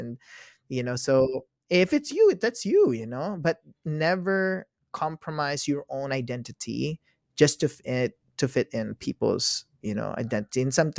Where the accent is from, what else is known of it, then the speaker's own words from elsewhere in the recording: Philippines; moved away; also born or lived in Ukraine; Yeah, I'm Filipino.